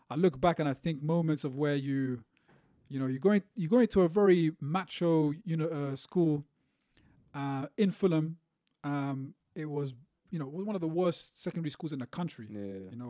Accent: Beirut, Beirut Governorate, Lebanon; born there; So I was born in Beirut

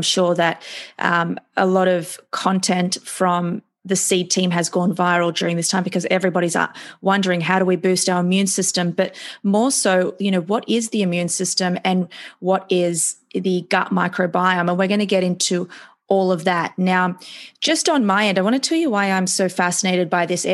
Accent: Australia; now in New York City, United States; medical neuroscientist from Australia living in New York City

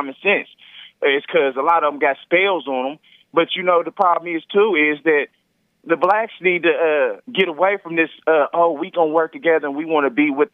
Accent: Virginia, United States; moved away; I'm originally from Virginia

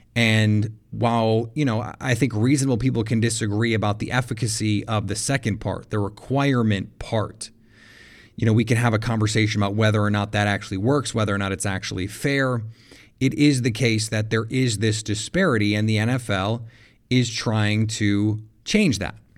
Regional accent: Milwaukee, Wisconsin, United States

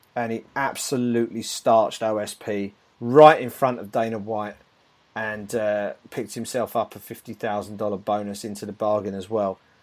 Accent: United Kingdom; as a Brit

